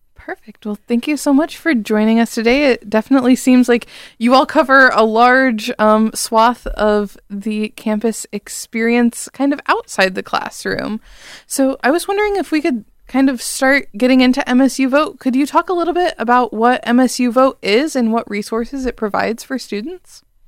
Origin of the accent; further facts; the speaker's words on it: Bowling Green, Ohio, United States; moved away as an adult; now in East Lansing, United States; I'm from Bowling Green, Ohio personally, so out of state